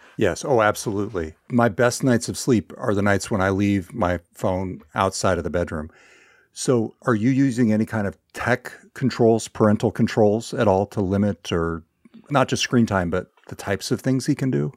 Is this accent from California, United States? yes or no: yes; Northern California, United States; moved away; my hometown in Northern California, where I've been spending a little more time with my parents